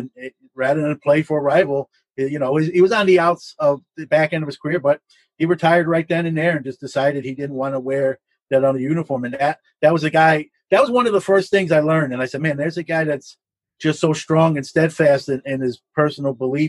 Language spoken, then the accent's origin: English; New York City, New York, United States; I'm originally from Brooklyn, New York.